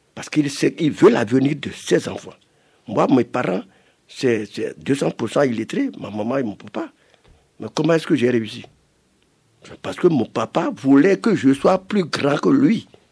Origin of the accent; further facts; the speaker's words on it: Cotonou, Littoral, Benin; je suis un villageois, mais je suis né à Cotonou